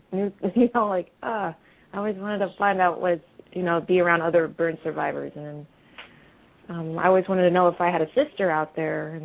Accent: Alaska, United States; I'm from Alaska

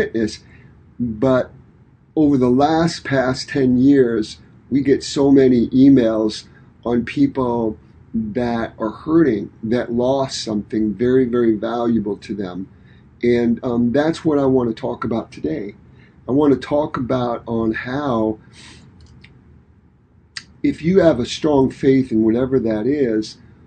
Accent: Detroit, Michigan, United States; moved away; we're from Detroit, Michigan

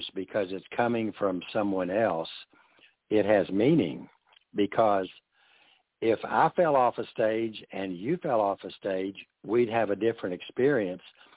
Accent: the South, United States; being a Southerner

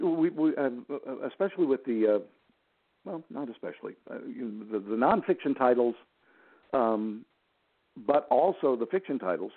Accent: Gulf Coast, Florida, United States; I'm in uh, Gulf Coast, Florida

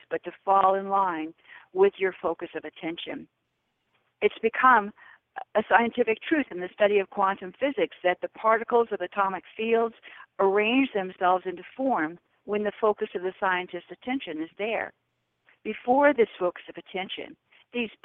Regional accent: California, United States; moved away as an adult; also born or lived in Honolulu, Hawaii; I was raised in California

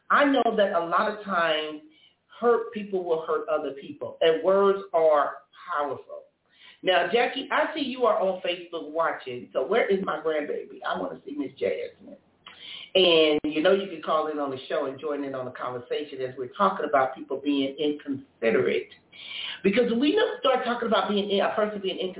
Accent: Compton, California, United States; I was growing up in Compton

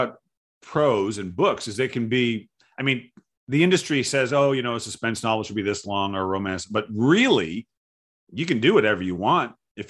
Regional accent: Providence, Rhode Island, United States; Where I grew up in the Providence, in Rhode Island.

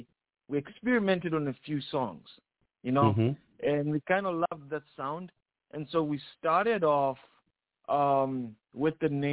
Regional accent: Zambia; moved away as an adult; now in United States; I'm from Zambia

